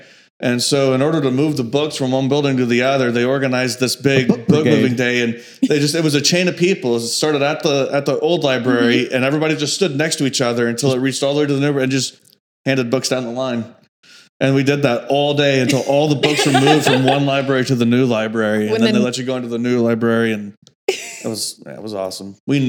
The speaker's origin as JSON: {"language": "English", "town": "Shawnee", "region": "Oklahoma", "country": "United States", "tie": "born or raised there", "said": "we grew up in Shawnee"}